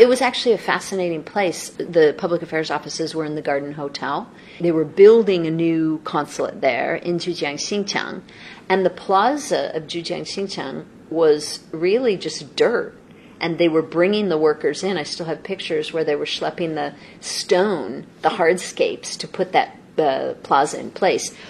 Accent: Los Angeles, California, United States; also born or lived in Seattle / Guangzhou; now in Beijing, China; I'm originally from Los Angeles, and my home, though, is Seattle

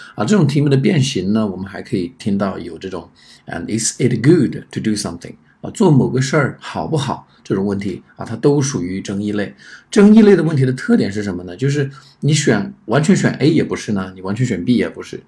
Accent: China; 比较符合我们中国人的这种思维习惯

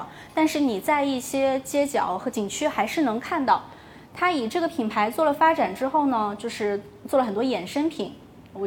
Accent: Berlin, Germany; Chinese is a second language; 然后我们柏林人呢做纪念品是非常认真的。

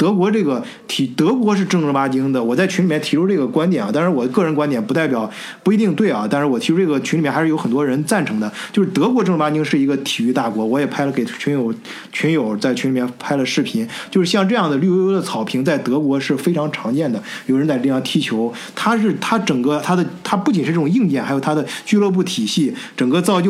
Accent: China; now in Germany; 你像我跟老张都是中国人，

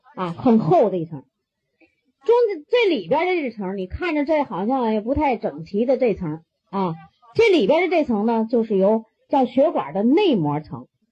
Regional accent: China; 我们中国人

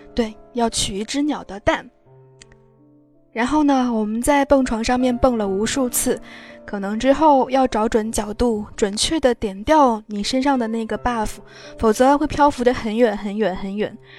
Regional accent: Fujian, China; 作为一个福建人

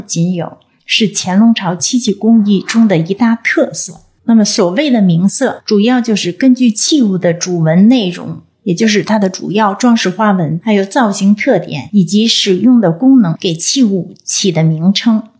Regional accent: China; 我们中国人

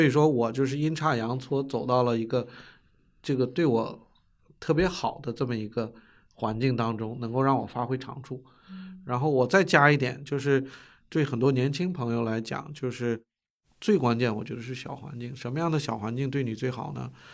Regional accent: China; moved away as an adult; also born or lived in United States; 我是嗯。中国人，又是一个相对平均的美国一个大学毕业的博士

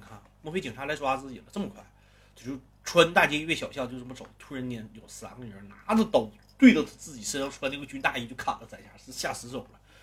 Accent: Northeast China, China; 我是一个东北人

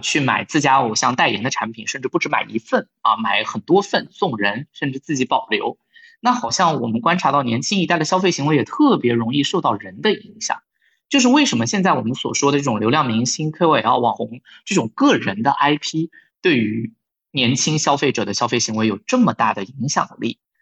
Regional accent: Wuhan, Hubei, China; 我的家乡武汉

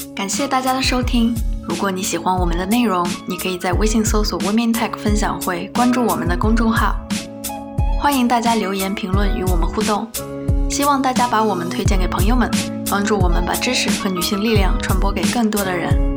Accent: China; 我们中国人可能也不是特别喜欢夸自己

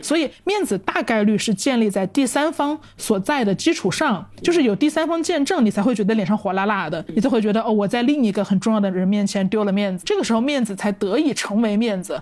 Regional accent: Changsha, Hunan, China; moved away; 这个表达是我们长沙人才有的表达

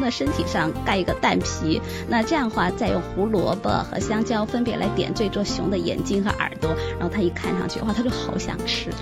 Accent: China; now in Australia; 我们中国人很喜欢只要这一颗

